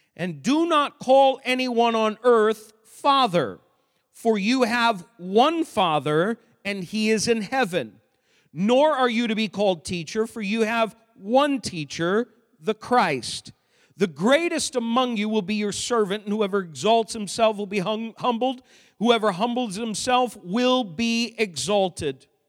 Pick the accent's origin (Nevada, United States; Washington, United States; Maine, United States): Maine, United States; I grew up in Maine